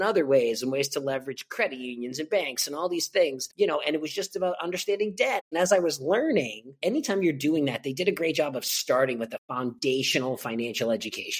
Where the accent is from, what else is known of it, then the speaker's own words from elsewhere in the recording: Boston, Massachusetts, United States; moved away as an adult; also born or lived in San Diego; I grew up in Boston, Massachusetts. Also spent about 10 years in San Diego, but this is where I'm born and raised, where I am now and where I'm from